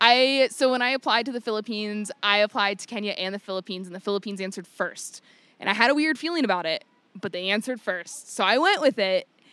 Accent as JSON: {"language": "English", "region": "Virginia", "country": "United States", "tie": "born or raised there", "moved": "as an adult", "said": "I grew up in a very small town in Virginia"}